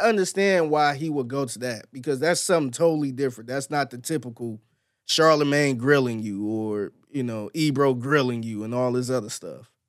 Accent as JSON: {"language": "English", "town": "Cleveland", "region": "Ohio", "country": "United States", "moved": "yes", "lives_now": "Houston, United States", "said": "I'm from Cleveland"}